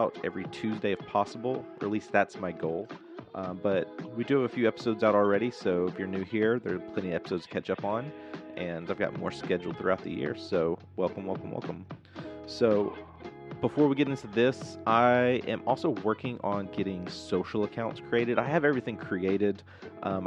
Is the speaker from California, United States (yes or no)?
no; Southern Arkansas, United States; I grew up in a very small town. I grew up in Southern Arkansas.